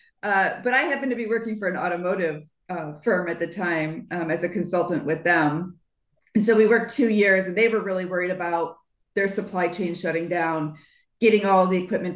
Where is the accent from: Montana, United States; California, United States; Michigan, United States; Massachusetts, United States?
Michigan, United States; as a Midwesterner in the US, growing up in Michigan